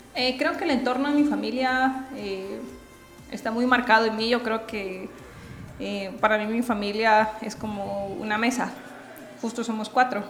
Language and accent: Spanish; Guatemala; yo soy guatemalteca